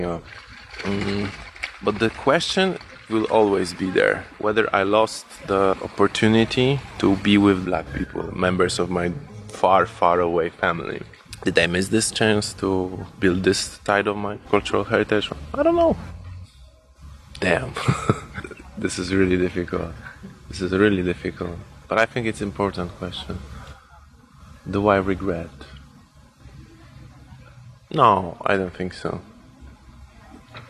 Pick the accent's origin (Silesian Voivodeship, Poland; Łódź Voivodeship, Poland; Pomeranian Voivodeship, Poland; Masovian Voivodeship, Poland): Masovian Voivodeship, Poland; Warsaw; born or raised there